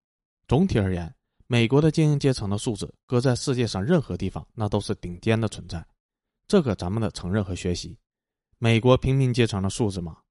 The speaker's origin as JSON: {"language": "Chinese", "town": "Chengdu", "region": "Sichuan", "country": "China", "tie": "born or raised there", "said": "我出生和成长在天府之国的成都，父母是北方人，到四川建三线国防工程的"}